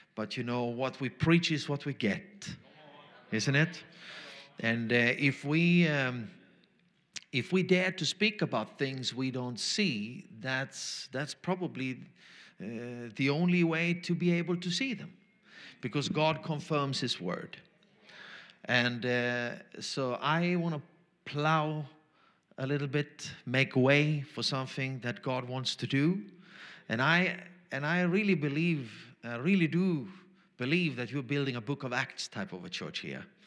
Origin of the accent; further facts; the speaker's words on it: Austria; first language German; English is a second language; I'm Austrian German